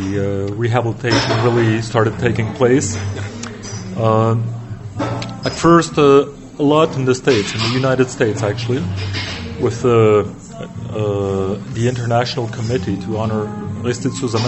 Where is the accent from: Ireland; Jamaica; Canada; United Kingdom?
Canada; Niagara Falls, Ontario; moved away as an adult; now in France; I was born in the Niagara Falls in Canada.